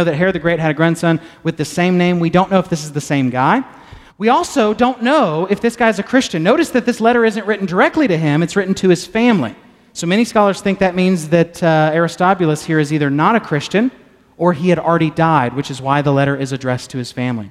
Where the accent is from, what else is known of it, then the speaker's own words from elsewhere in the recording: Texas, United States; I'm a Texan